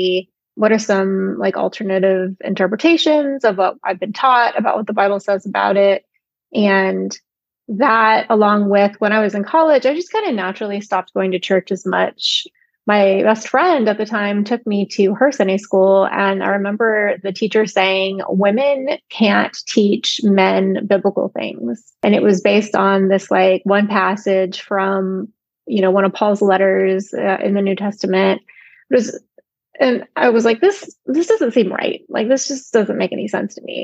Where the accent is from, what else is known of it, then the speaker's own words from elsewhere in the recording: Alabama, United States; I grew up evangelical in the Deep South in Alabama